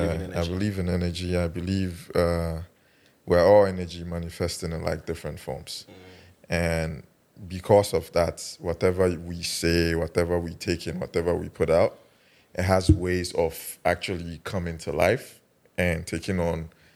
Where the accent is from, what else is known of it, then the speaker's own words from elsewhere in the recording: Kumasi, Ashanti, Ghana; moved away; also born or lived in Accra; Because I'm Ghanaian